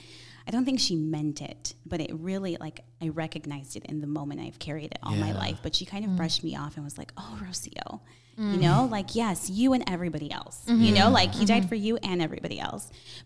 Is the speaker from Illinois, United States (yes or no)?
yes; Chicago, Illinois, United States; I grew up Catholic, grew up in a small little Italian neighborhood here in Chicago called the Heart of Chicago.